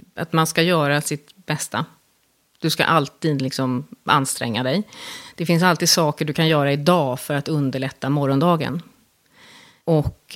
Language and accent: Swedish; Stockholm, Stockholm County, Sweden; jag är uppvuxen i, i Stockholm